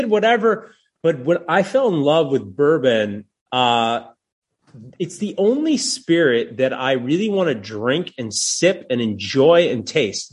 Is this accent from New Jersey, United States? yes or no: yes; New Jersey, United States; moved away; also born or lived in Atlanta, Georgia; I'm from Jersey